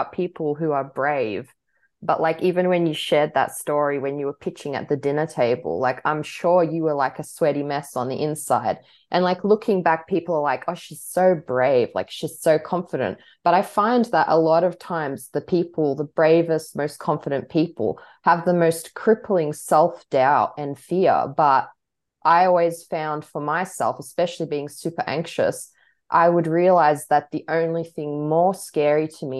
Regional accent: Australia; growing up like with a big Croatian influence, but then like being super Australian

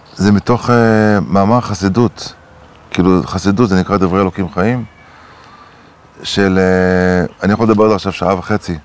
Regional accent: Acre, Northern District, Israel; גדלתי בעכו

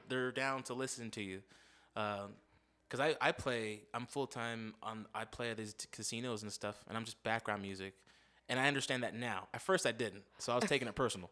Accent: Las Vegas, Nevada, United States; me and my fam moved here to Vegas in '92. I grew up in Las Vegas

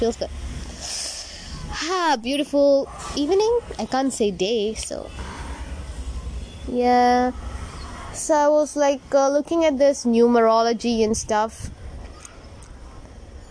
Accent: Kerala, India; also born or lived in Tamil Nadu; I was born in Tamil Nadu and brought up in Kerala

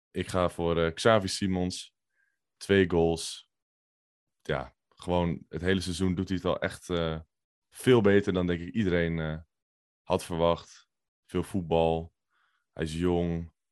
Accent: North Holland, Netherlands; Ja, ik kom uit de Zaanstreek.

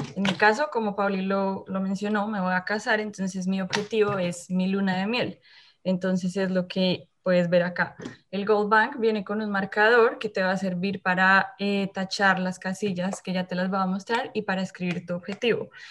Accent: Colombia; moved away as an adult; now in Winnipeg, Canada; también soy colombiana

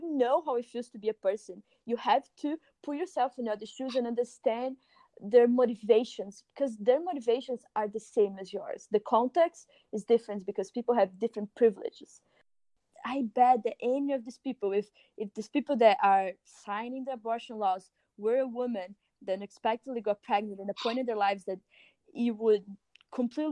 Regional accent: Brazil; moved away; I'm from Brazil

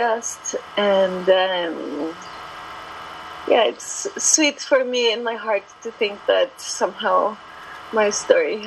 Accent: Guatemala; also born or lived in Lake Atitlan, Guatemala; I'm from Guatemala. I live in a small town, the lake shores of Lake Atitlan. And I guess I was lucky enough to also grow up a bit out of the cities for most of my childhood

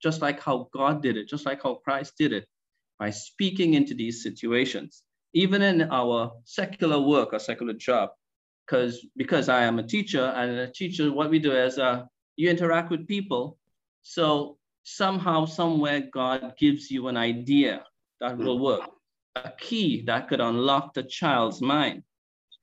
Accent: Trinidad & Tobago; I am from Trinidad and Tobago

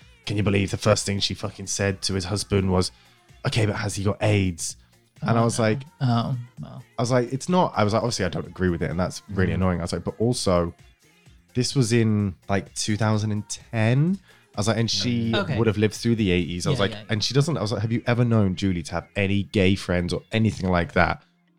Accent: York, Yorkshire and the Humber, United Kingdom; I'm actually from York.

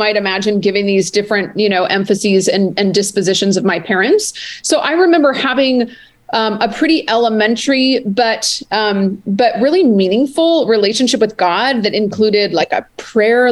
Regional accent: Northern California, United States; also born or lived in Lake Tahoe, California; I was raised in a Jewish family in Northern California

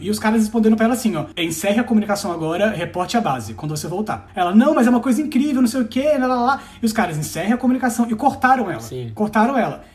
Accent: Espírito Santo, Brazil; also born or lived in Varginha, Minas Gerais; eu sou capixaba e a gente é um povo muito desconfiado

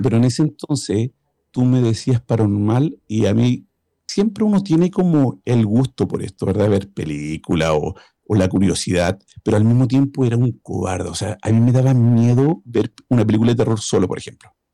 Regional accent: Chile; now in Sweden; Soy chileno, vivo en Suecia

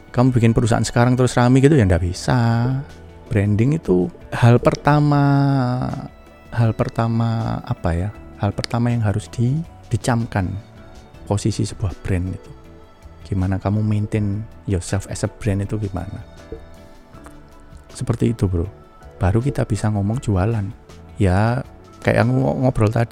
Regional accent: Java, Indonesia; accent: medok; nggak bisa orang bahasa Inggris saya juga medok

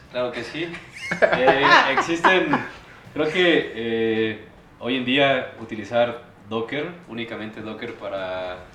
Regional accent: Celaya, Guanajuato, Mexico; eh, vengo de Celaya, Guanajuato. estudié en el Tecnológico de Celaya

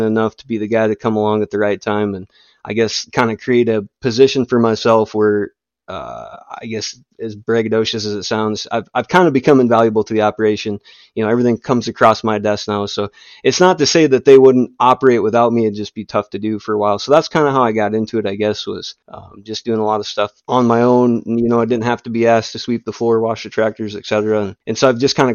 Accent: West Central South Dakota, United States; accent: northern; I grew up in West Central South Dakota, which is about 4 hours from where I'm at now, more in the northeast part of the state.

